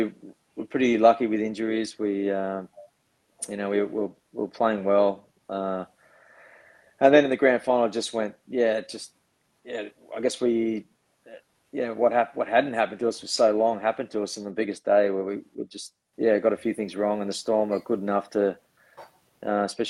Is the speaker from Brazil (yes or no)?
no; Sydney, New South Wales, Australia; I grew up on the northern beaches of Sydney in the Manly area.